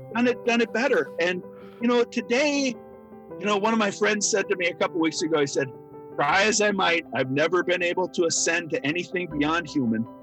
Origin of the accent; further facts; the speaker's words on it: Minnesota, United States; growing up in Minnesota